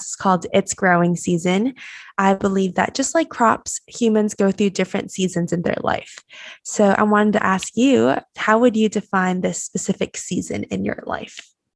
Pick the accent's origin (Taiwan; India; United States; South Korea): Taiwan; moved away as an adult; I was born and raised in Taiwan, so I had to move across the world and come here.